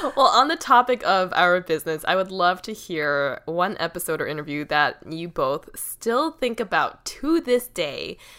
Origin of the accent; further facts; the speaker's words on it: Boston, Massachusetts, United States; my hometown of Boston